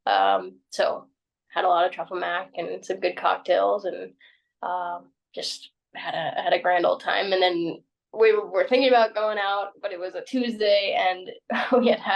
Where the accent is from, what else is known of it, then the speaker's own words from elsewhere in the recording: San Angelo, Texas, United States; now in Redondo Beach, United States; my hometown in San Angelo, Texas